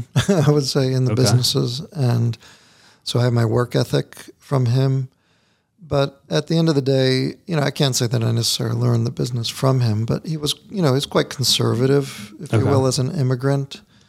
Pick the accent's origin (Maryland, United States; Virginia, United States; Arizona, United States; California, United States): Maryland, United States; Catonsville; I grew up in Catonsville